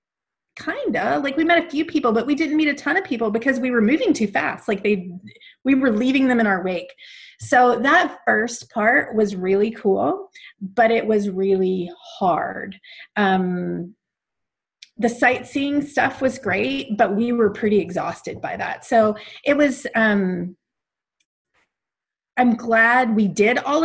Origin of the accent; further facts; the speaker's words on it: Alabama, United States; moved away as an adult; now in Calgary, Canada; growing up in Alabama, I was from the U.S.